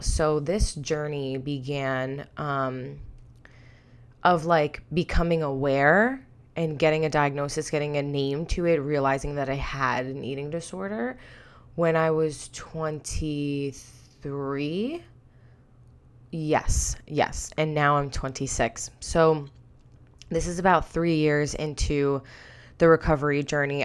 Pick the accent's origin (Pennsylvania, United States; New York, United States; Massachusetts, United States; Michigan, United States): New York, United States; Long Island; I'm from Long Island, New York